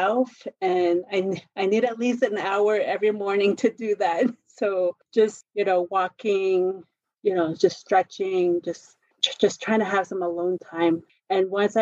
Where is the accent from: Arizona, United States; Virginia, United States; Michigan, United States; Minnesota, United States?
Arizona, United States; Pinon; now in Albuquerque, United States; I'm Navajo. I was raised on the Navajo reservation.